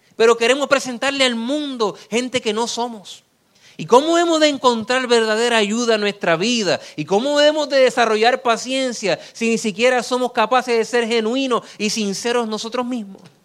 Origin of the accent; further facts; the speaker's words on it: Puerto Rico; en mi país